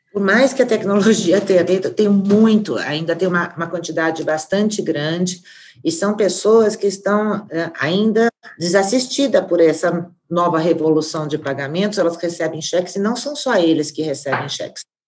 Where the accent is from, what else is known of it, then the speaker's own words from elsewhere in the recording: Brazil; nós como brasileiros